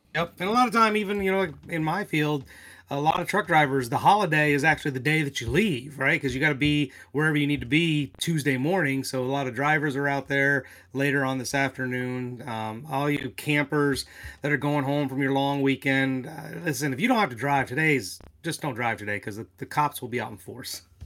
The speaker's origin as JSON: {"language": "English", "region": "Indiana", "country": "United States", "tie": "born or raised there", "said": "my home state, Indiana"}